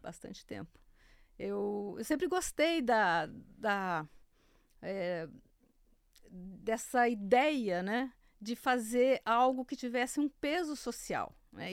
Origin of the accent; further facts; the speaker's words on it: Santa Fé do Sul, São Paulo, Brazil; moved away; Eu sou de Santa Fé do Sul, eu morava do lado de um, de um delegado agrícola